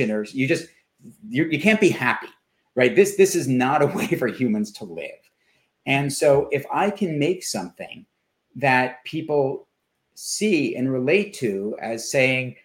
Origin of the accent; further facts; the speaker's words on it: New York City, New York, United States; I grew up in Manhattan